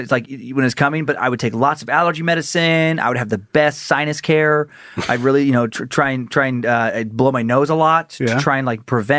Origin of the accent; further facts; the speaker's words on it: Idaho, United States; We both grew up in Idaho.